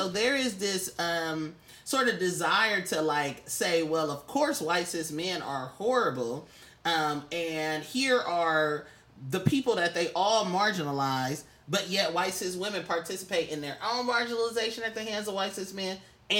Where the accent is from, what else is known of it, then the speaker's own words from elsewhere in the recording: New York, United States; I'm from the Washington Heights, and I'm, I'm cool, and I'm Puerto Rican.